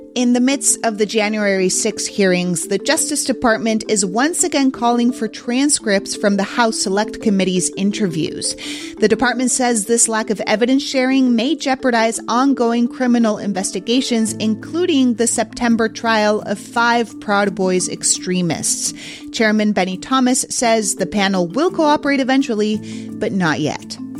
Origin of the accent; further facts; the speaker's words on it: Mexico City, Mexico; my hometown of Mexico City